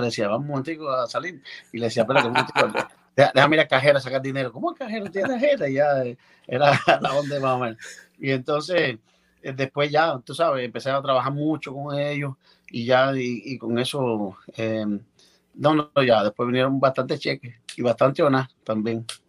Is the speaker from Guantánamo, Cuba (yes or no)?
yes; Baracoa, Guantánamo, Cuba; allá en Oriente, en Baracoa, donde yo nací